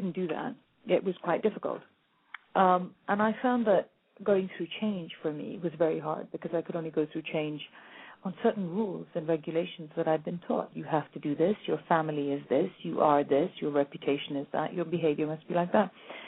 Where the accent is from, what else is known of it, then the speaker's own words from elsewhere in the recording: India; Now, I'm Indian, and that never occurred to me.